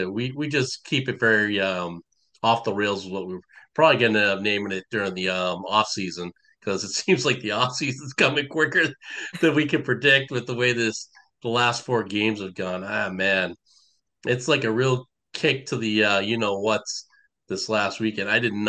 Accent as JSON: {"language": "English", "town": "Somerville", "region": "Massachusetts", "country": "United States", "tie": "born or raised there", "lives_now": "Illinois, United States", "said": "I don't live in the 617 any longer, but I did grow up there. I grew up in Somerville, Massachusetts."}